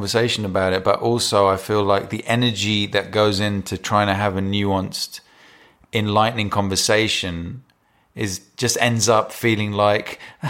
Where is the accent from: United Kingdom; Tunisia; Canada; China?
United Kingdom; London; first language English; even though English is my first language, I was born here.